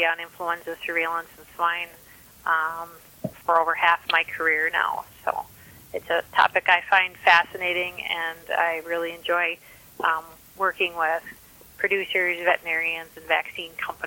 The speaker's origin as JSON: {"language": "English", "region": "Minnesota", "country": "United States", "said": "I'm a veterinarian from Minnesota"}